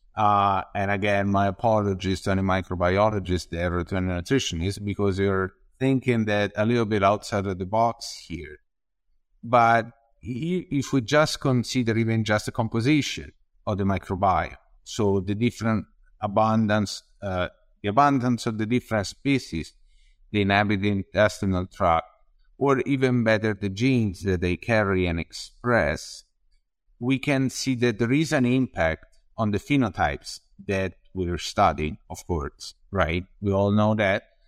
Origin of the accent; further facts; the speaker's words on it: Tuscany, Italy; moved away as an adult; also born or lived in Padua, Italy; I'm from Tuscany, from Anubis outside of the city, just an hour